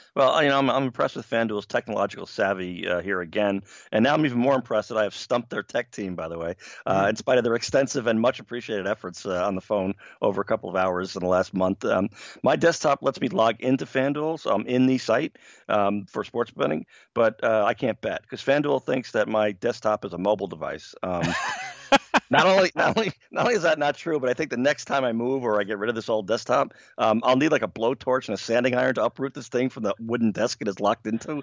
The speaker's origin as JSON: {"language": "English", "region": "New York", "country": "United States", "tie": "born or raised there", "said": "I grew up in New York in the 1970s"}